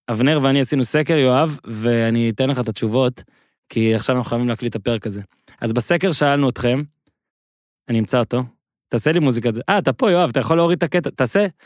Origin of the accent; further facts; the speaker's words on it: Ben Ami, Northern District, Israel; מושב בן עמי, ליד נהריה.